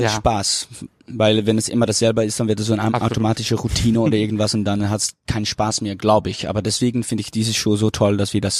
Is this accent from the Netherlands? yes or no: yes; Netherlands; German is a second language; ich bin Niederländer, mein Deutsch ist nicht perfekt